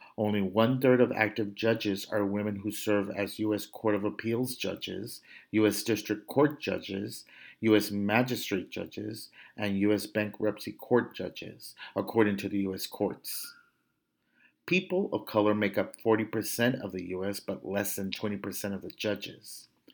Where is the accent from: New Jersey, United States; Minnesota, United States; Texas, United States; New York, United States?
Texas, United States; Brownsville; my hometown of Brownsville, Texas, in La Frontera